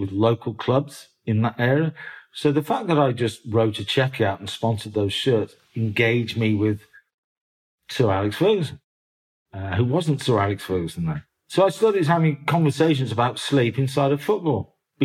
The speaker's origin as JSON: {"language": "English", "town": "Birmingham", "region": "West Midlands", "country": "United Kingdom", "tie": "born or raised there", "also_born_or_lived": "Oldham, Manchester", "moved": "yes", "said": "I was born in North Birmingham."}